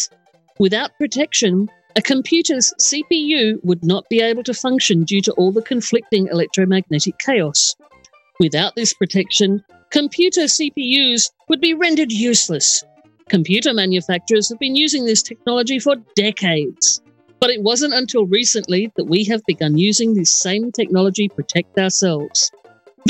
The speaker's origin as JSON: {"language": "English", "town": "Adelaide", "region": "South Australia", "country": "Australia", "tie": "born or raised there", "said": "It's in my hometown"}